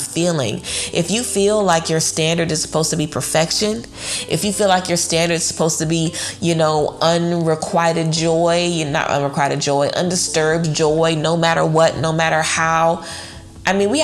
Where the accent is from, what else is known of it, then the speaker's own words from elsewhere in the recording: Louisiana, United States; I'm from Louisiana, you know, I'm familiar with walking into a place and literally being kicked out because they don't want black people at the club.